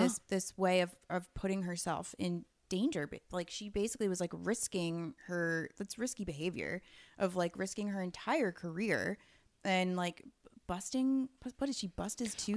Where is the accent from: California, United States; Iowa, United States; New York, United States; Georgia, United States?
New York, United States; as a New Yorker